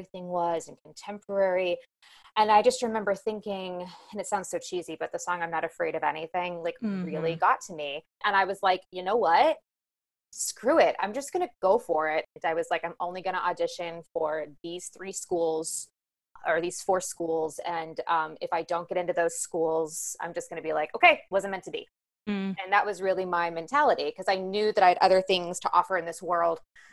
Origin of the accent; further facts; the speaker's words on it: Overland Park, Kansas, United States; moved away as an adult; also born or lived in West Virginia / Michigan; now in New York, United States; So I am from Kansas City, from Overland Park, Kansas. It's a suburb outside of Kansas City on the Kansas side.